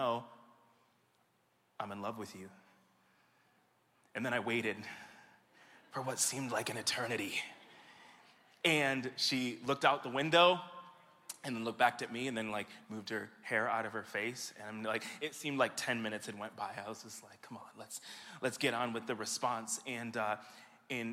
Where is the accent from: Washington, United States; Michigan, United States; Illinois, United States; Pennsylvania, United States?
Michigan, United States; back here with you and in my hometown